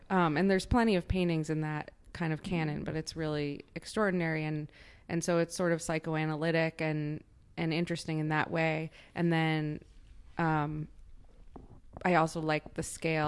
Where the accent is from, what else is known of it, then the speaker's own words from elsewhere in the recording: Chicago, Illinois, United States; moved away as an adult; also born or lived in Nebraska; now in New York, United States; I grew up in Chicago